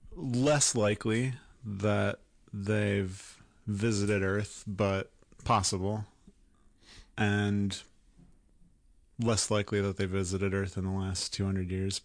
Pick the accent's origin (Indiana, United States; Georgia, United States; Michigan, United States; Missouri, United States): Indiana, United States